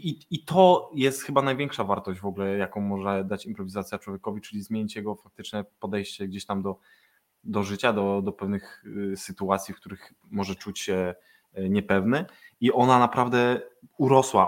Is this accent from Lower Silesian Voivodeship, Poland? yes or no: yes; Wrocław, Lower Silesian Voivodeship, Poland; jestem z Wrocławia i improwizuję we Wrocławiu